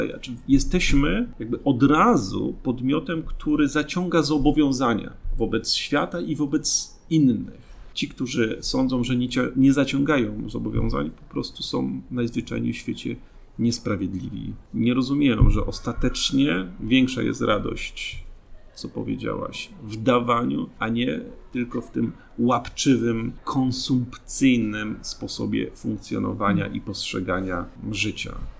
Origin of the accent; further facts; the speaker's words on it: Gosławice, Łódź Voivodeship, Poland; moved away; also born or lived in Kutno; mieszkam w takiej małej miejscowości, która się nazywa Gosławice, gdzie były naprawdę 12 zagród i to była, że tak powiem, przestrzeń, w której, której dorastałem